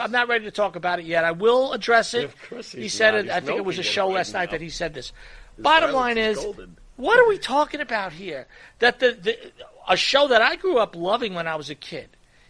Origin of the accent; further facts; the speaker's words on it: New York, United States; moved away; we grew up in New York.